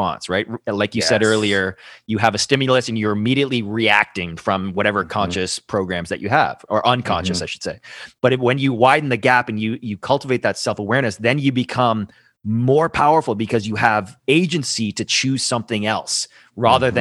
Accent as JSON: {"language": "English", "town": "Toronto", "region": "Ontario", "country": "Canada", "tie": "born or raised there", "moved": "as an adult", "lives_now": "Costa Rica", "said": "I was born and raised in Toronto, Canada, and total city boy"}